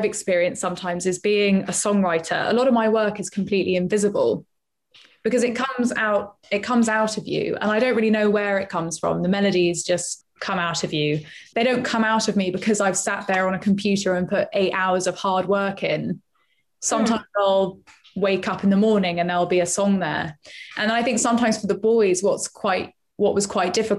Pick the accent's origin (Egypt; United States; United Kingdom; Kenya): United Kingdom; London; I am from Acton